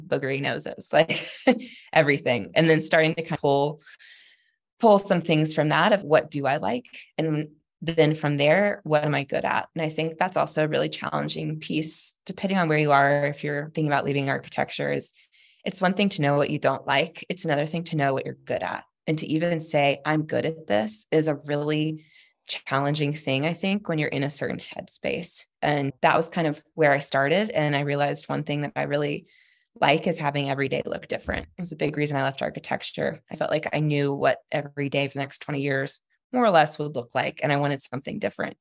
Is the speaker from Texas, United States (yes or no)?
yes; Texas, United States; I'm not true Southern, I'm Texan